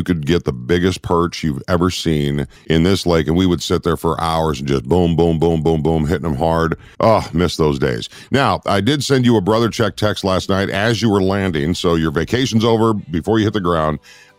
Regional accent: Minnesota, United States; I grew up in Minnesota.

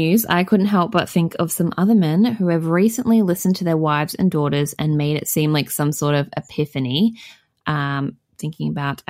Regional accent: Boston, Massachusetts, United States; since I was growing up in Boston and as a child heard the word F used on the street before I knew what it even referred to.

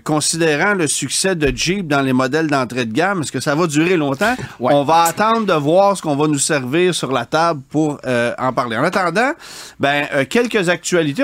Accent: Quebec, Canada; chez nous au Québec

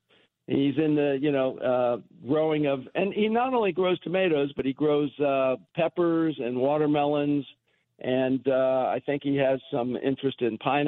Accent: United States; As an American

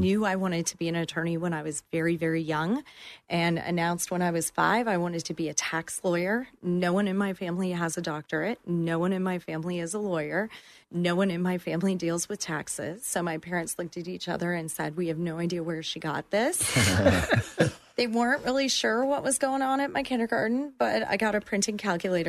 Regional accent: Northern Ohio, United States; moved away as an adult; now in Orlando, United States; I am not originally from Orlando. So I am originally from Northern Ohio

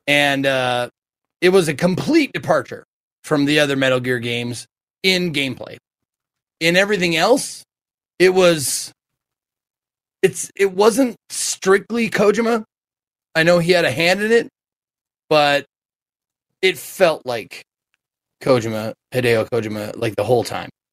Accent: Colorado, United States; my home state of Colorado

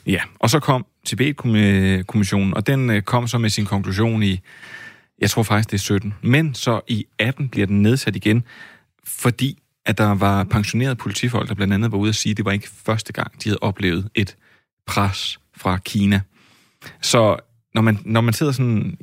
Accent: Flakkebjerg, Zealand, Denmark; ude for Flakkebær, hvor jeg voksede op som dreng

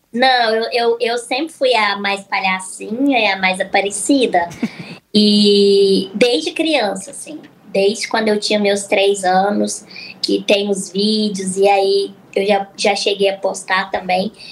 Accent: Araxá, Minas Gerais, Brazil; born or raised there; also born or lived in Uberaba / Uberlândia; now in São Paulo, Brazil

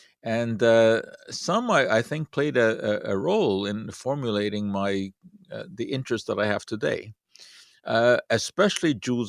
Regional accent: Hungary; As most of you know, I grew up in Hungary, and that was a few years ago.

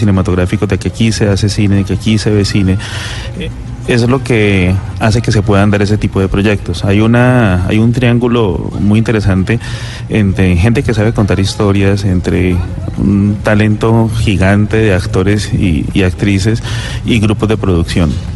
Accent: Cali, Valle del Cauca, Colombia; el ADN de nosotros como caleños

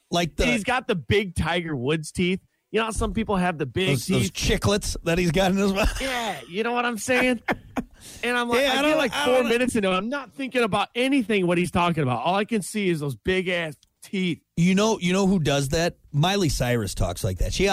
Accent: Canada; I'm a Canadian, a eh?

